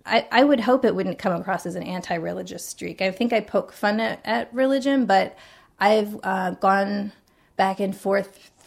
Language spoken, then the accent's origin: English; West Virginia, United States; born there; also born or lived in Iowa; All over. I was born in West Virginia, and I lived in Iowa and in the southwestern section of Virginia later on, and I went to college in the eastern side of Virginia.